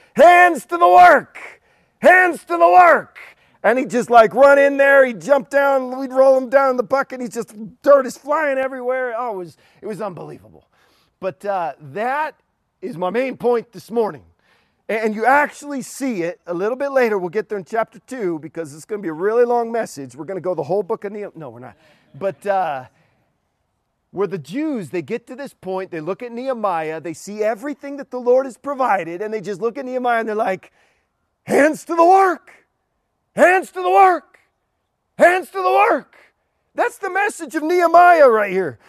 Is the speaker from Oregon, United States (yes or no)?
yes; Portland, Oregon, United States; I'm from Portland